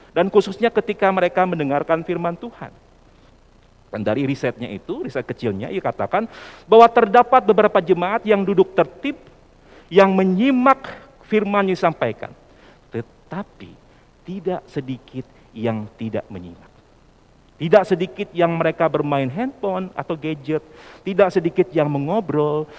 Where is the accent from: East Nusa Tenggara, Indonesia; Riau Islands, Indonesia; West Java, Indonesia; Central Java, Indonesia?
West Java, Indonesia; Sumedang; saya kebetulan lahir di Sumedang ya, dan, eh, aktif juga di G K P Sumedang